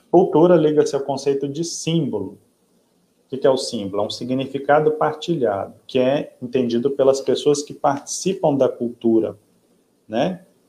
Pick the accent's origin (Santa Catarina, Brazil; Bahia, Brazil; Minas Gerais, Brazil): Minas Gerais, Brazil; now in Parintins, Brazil; eu que vim do Sudeste, nasci em Minas Gerais